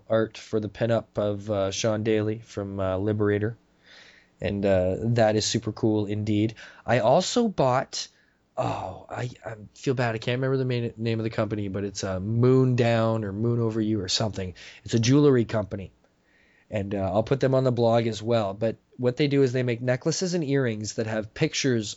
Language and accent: English; Canada; as a Canadian